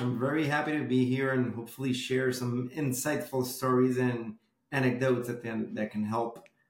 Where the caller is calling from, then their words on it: Miami, Florida, United States; So today I'm calling in from my headquarters, OnTop’s headquarters, which are my home in Miami, Florida.